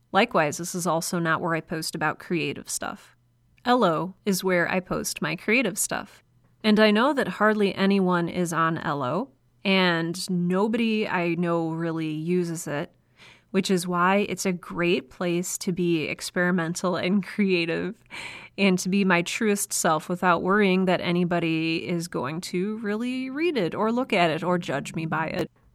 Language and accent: English; United States; accent: American; I am an American.